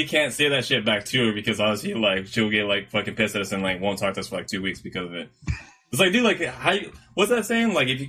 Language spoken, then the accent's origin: English; Guadalajara, Jalisco, Mexico; It's because growing up in Guadalajara, there's a bunch of Mexican friends.